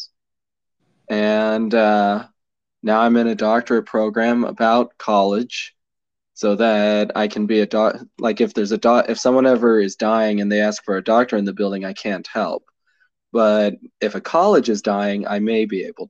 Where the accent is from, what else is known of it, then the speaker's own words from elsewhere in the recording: Colorado, United States; I grew up in Colorado